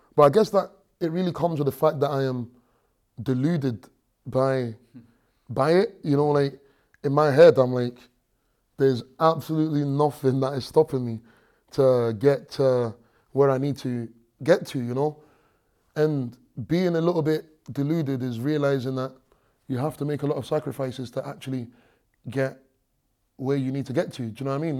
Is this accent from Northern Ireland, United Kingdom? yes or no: no; London, United Kingdom; moved away; also born or lived in Stranraer, Scotland / Nigeria; I grew up in London